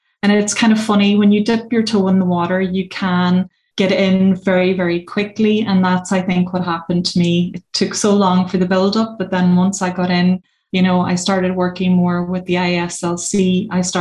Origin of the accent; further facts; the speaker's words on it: Donegal, Ulster, Ireland; also born or lived in Australia; I'm very typically Irish, rural Irish person. I come from Donegal.